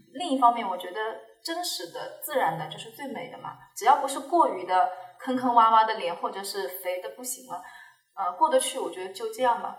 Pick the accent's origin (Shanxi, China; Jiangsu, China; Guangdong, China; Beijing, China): Jiangsu, China; Jiangyin; 江阴人，无锡江阴